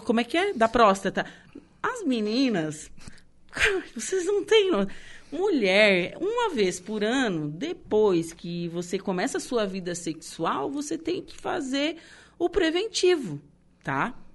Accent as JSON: {"language": "Portuguese", "town": "Torres", "region": "Rio Grande do Sul", "country": "Brazil", "moved": "yes", "said": "eu não sou daqui, eu sou de Torres"}